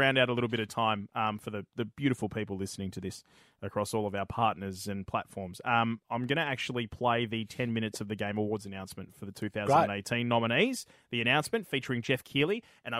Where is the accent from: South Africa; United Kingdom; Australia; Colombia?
Australia; I'm Australian